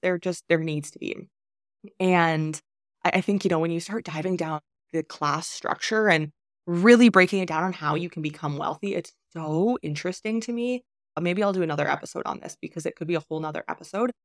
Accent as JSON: {"language": "English", "country": "Canada", "tie": "born or raised there", "moved": "as an adult", "said": "I was born in Canada"}